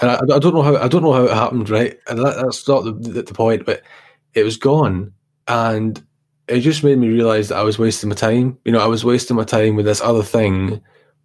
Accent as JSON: {"language": "English", "town": "Glasgow", "region": "Scotland", "country": "United Kingdom", "tie": "born or raised there", "said": "I was brought up in the East End of Glasgow"}